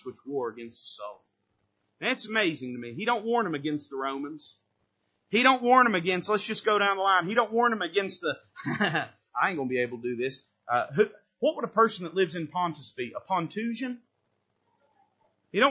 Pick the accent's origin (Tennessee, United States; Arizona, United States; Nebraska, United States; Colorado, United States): Tennessee, United States; I was born in Tennessee, I was raised in Tennessee